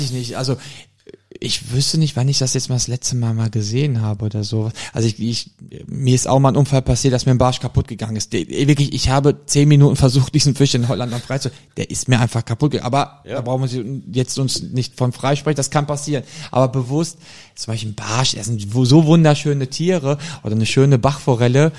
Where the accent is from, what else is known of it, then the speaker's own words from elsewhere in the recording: Germany; ich bin aber in Deutschland geboren, meine ja. Mutter auch schon in Deutschland geboren